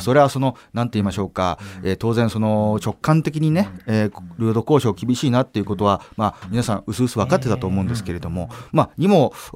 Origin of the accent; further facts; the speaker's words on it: Hokkaido, Japan; 私地元がね生まれも育ちも北海道でございます